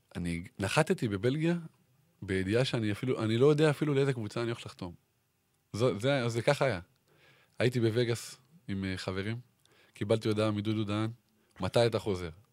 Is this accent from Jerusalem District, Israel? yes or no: no; Ramat HaSharon, Tel Aviv District, Israel; רמת השרון, כמו שכולם יודעים, אה, זה מקום שגדלתי בו